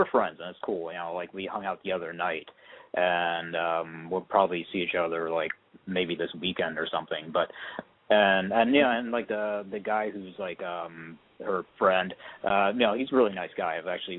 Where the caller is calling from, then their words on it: Portland, Oregon, United States; I'm in Portland, Oregon, and I'm 42 years old.